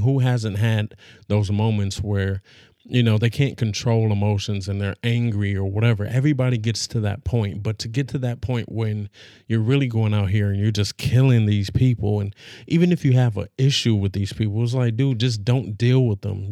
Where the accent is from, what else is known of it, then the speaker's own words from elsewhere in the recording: Los Angeles, California, United States; I'm from Los Angeles